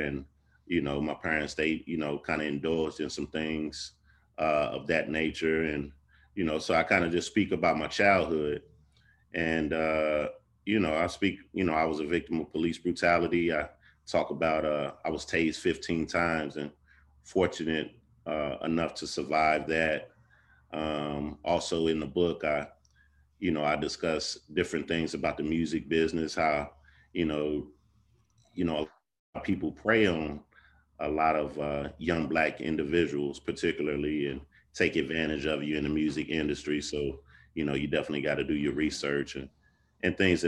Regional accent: Oakland, California, United States; moved away; also born or lived in Kentucky; I'm originally from Oakland, California, and family moved from California to Kentucky

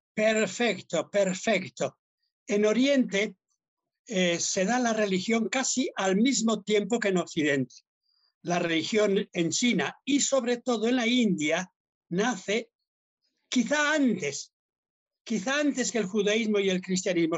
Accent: Basque Country, Spain; soy vasco

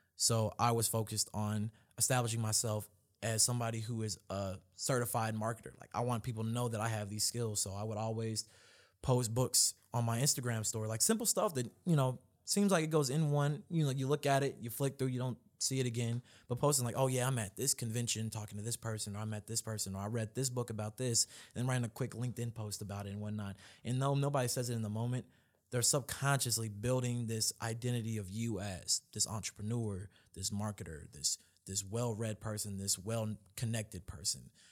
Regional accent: Louisville, Kentucky, United States; I'm actually from Louisville in Kentucky, born and raised.

